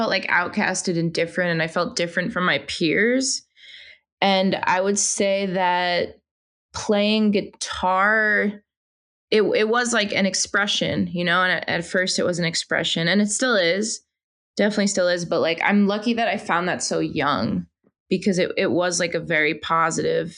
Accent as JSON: {"language": "English", "region": "New York", "country": "United States", "moved": "yes", "lives_now": "Los Angeles, United States", "said": "I'm originally from New York"}